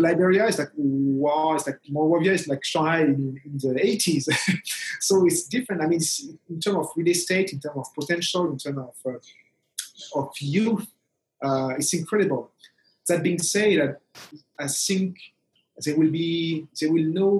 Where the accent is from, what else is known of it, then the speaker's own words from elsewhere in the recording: Togo; moved away; I'm from Togo